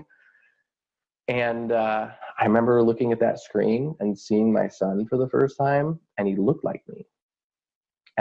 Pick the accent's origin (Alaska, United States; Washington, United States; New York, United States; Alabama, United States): Washington, United States; Vashon; back up to my hometown of Vashon